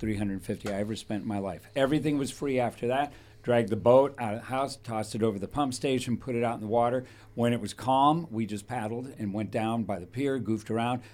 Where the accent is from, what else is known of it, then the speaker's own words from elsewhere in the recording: Thousand Oaks, California, United States; When I was raised in Thousand Oaks